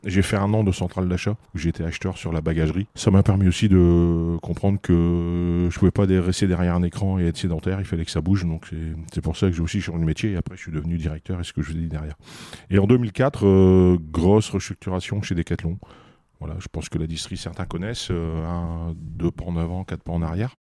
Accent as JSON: {"language": "French", "town": "Cambrai", "region": "Hauts-de-France", "country": "France", "tie": "born or raised there", "accent": "ch'ti", "said": "je suis je suis ch'ti comme on dit chez nous, donc je suis natif de Combray"}